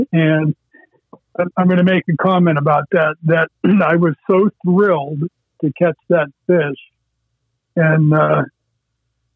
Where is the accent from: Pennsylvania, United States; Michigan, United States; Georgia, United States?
Pennsylvania, United States; Erie County; I grew up in Erie County on a little farm pond that was dug along Interstate 90